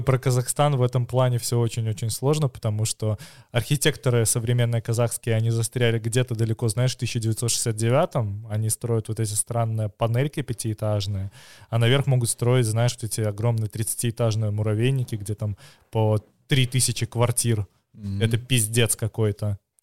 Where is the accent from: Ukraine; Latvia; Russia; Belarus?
Belarus; я как типичный белорус